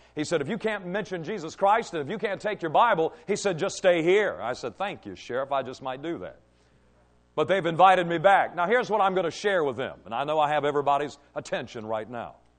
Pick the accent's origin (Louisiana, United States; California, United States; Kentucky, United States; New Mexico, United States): Kentucky, United States; Cadiz; growing up in Trigg County in Cadiz, Kentucky